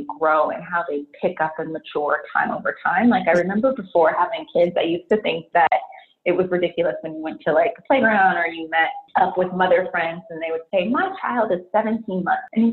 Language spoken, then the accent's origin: English; San Francisco Bay Area, California, United States; born and raised in the San Francisco Bay Area